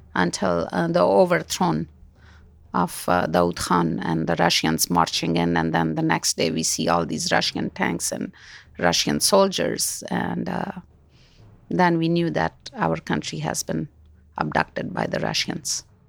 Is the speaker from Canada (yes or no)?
no; Kabul, Afghanistan; moved away; also born or lived in Kandahar, Afghanistan; I grew up in Kabul